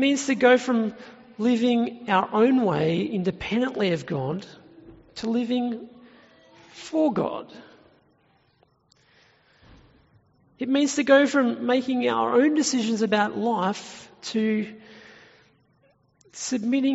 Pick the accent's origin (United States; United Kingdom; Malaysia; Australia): Australia; Tumut, New South Wales; my hometown of Tumut in New South Wales, which is in the Snowy Mountains